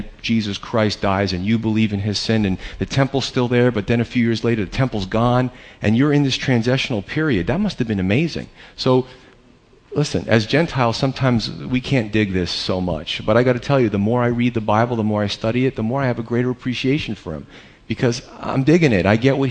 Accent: United States; as American believers, in 2013

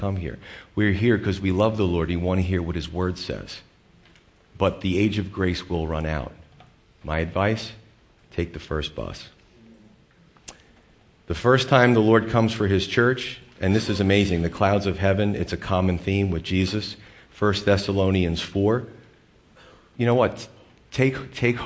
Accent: United States; We, as American Christians

